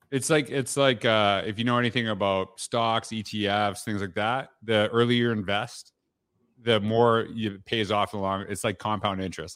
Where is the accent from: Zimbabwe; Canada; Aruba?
Canada; growing up in Canada